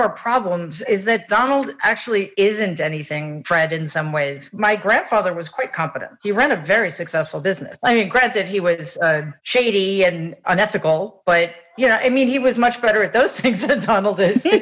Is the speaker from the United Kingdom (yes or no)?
no; Jamaica; I, am so happy and grateful that I grew up in Jamaica because it's what grounded me.